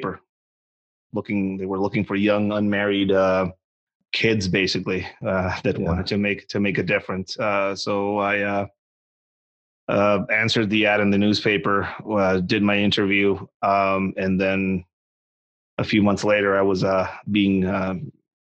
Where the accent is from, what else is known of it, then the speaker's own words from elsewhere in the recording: Tijuana, Baja California, Mexico; Born and raised in Tijuana, Mexico, hometown